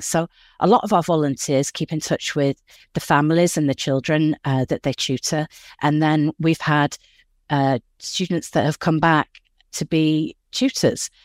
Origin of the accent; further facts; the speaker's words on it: Yorkshire and the Humber, United Kingdom; moved away as an adult; now in Los Angeles, United States; I grew up in West Yorkshire in England, and I moved here over twenty years ago